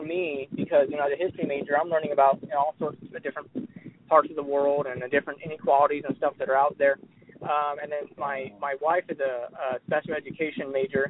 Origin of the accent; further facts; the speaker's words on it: Florida, United States; Because, you know, you and I grew up in South Florida. It's a very affluent area, a predominantly white community.